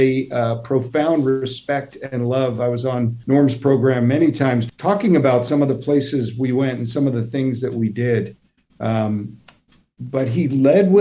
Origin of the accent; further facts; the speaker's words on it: United States; I grew up near New York City